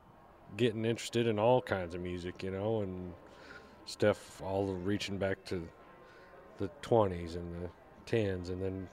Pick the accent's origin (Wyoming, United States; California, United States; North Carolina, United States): Wyoming, United States; Cody; moved away; Originally from Wyoming.